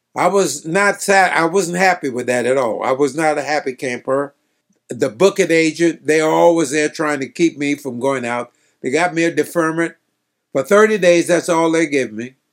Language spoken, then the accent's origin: English; Kenner, Louisiana, United States; moved away; Kendall, Louisiana, where I'm from